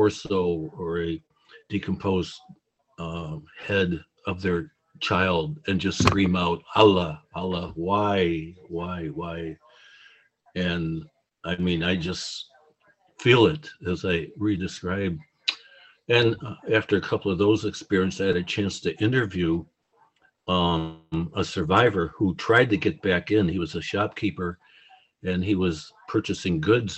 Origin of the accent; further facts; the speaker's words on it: United States; now in Chicago, United States; I'm from the United States